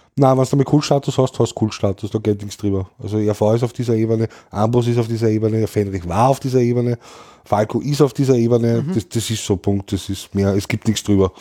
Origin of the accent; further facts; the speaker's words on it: Vienna, Austria; bei uns in Österreich